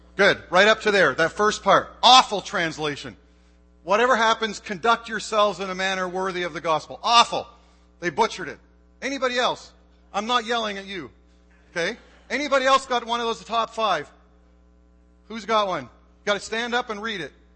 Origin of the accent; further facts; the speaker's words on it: Canada; moved away as an adult; now in United States; I am Canadian